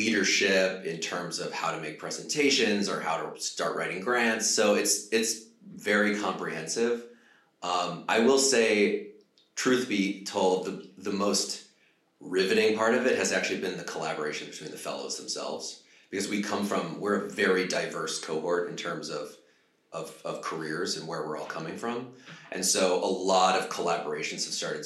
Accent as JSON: {"language": "English", "country": "United States", "also_born_or_lived": "Hollywood", "said": "I'm from the United States"}